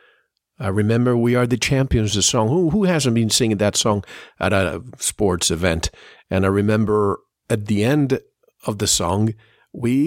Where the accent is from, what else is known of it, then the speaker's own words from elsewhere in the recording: Puerto Rico; Growing up, I grew up in Puerto Rico, a Spanish-speaking country